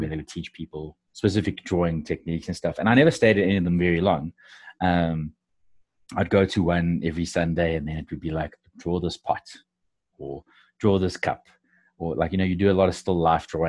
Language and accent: English; South Africa; I'm actually from South Africa